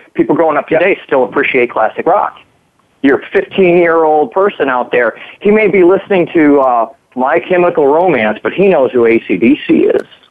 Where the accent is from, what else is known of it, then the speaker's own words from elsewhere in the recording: Minnesota, United States; moved away as an adult; also born or lived in Arizona; I'm a Minnesotan. You know, Minnesotans, they, what do they say? Minnesota nice. You know, we kind of grow up here